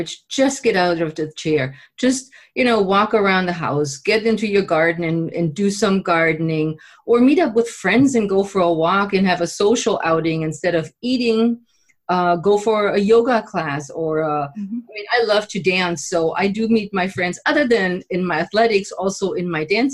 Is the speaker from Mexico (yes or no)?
no; Germany; now in United States; when I moved here to the States, I'm originally from Germany